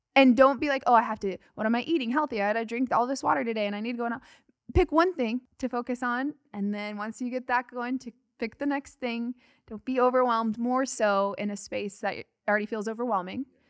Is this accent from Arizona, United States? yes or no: yes; Arizona, United States; I am from Arizona